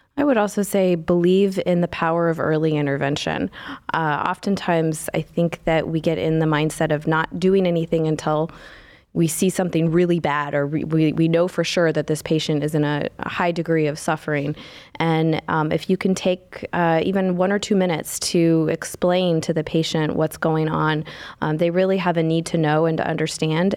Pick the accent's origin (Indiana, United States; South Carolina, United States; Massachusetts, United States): Indiana, United States; moved away as an adult; now in Cleveland, United States; I am, uh, born and raised in Indiana